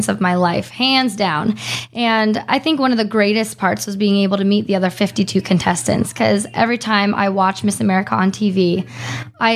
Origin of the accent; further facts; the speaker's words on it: Arizona, United States; I grew up in Arizona. I'm an Arizona girl